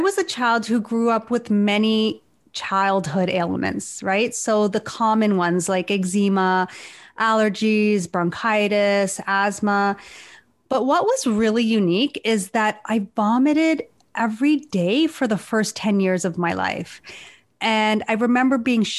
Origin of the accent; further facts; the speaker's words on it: Hamilton, Ontario, Canada; now in Toronto, Canada; I was born in Hamilton, Ontario, and my parents came to Canada in the early 70s.